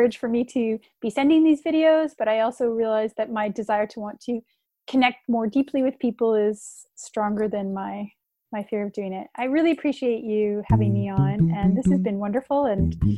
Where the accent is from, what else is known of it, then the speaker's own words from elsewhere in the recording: Canada; I'm Canadian